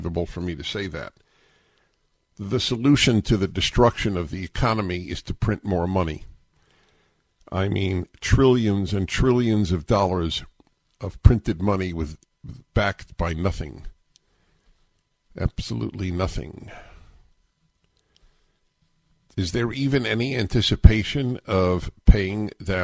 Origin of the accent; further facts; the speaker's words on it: New York, United States; When I was a kid growing up in New York